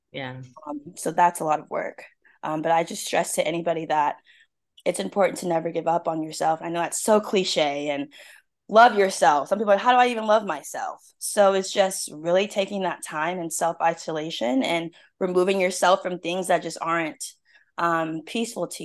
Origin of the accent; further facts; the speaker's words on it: Seattle, Washington, United States; now in South Carolina, United States; So I'm originally from Seattle, Washington.